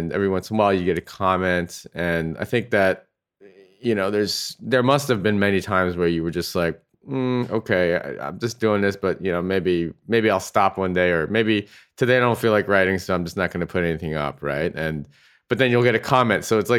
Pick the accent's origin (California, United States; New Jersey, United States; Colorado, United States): California, United States; Walnut Creek; And I was originally from the Bay Area as well.